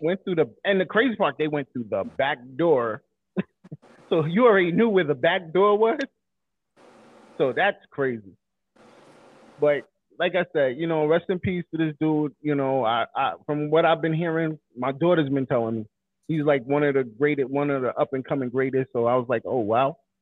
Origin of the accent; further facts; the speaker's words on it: New York City, New York, United States; growing up in Coney Island myself